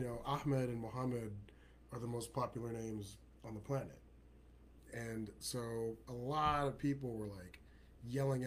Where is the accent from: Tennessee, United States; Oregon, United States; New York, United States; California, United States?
California, United States; Riverside; also born or lived in Egypt; I was born in Egypt. Father immigrated to the U.S. when I was a month old, and I grew up in Riverside, California.